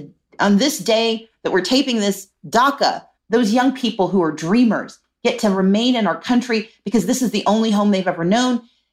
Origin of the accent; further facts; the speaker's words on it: Mississippi, United States; I grew up poor in Mississippi